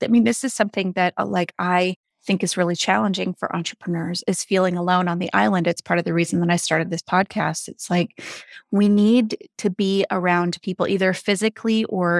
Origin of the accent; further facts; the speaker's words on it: Seattle, Washington, United States; So I grew up in the Seattle area.